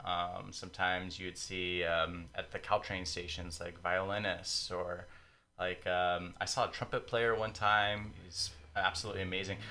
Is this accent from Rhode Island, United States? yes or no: no; San Diego, California, United States; moved away; I'm not from here. I'm a transplant, but I'm from San Diego